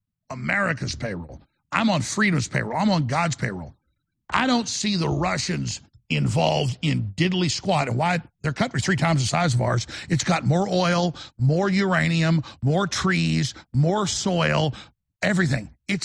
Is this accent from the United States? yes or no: yes; United States; I'm a fighter, folks. I'm an American.